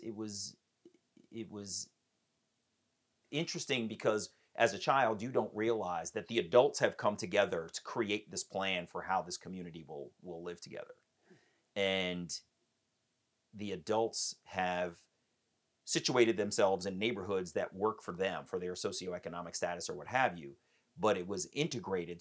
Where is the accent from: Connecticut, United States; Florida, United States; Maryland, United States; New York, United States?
Maryland, United States; Columbia; also born or lived in Baltimore, Maryland / Silver Spring, Maryland; I am from Silver Spring, Maryland. I was born in Baltimore and raised in Columbia, Maryland